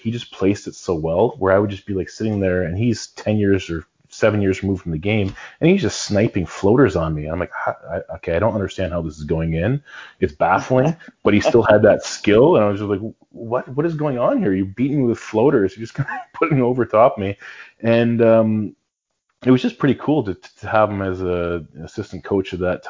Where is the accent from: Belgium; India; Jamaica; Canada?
Canada; Brantford, Ontario; growing up in Brantford